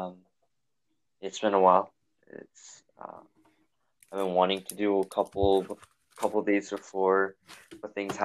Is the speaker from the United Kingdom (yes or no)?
no; Ontario, Canada; moved away; I was born in Ontario